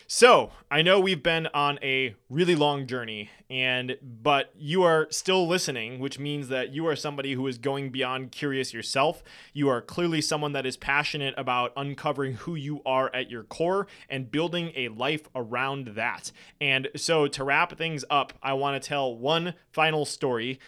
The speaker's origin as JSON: {"language": "English", "region": "Wisconsin", "country": "United States", "said": "I'm from Wisconsin"}